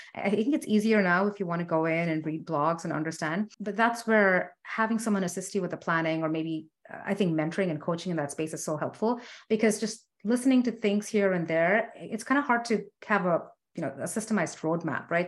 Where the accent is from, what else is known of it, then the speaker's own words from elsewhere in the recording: India; I'm Indian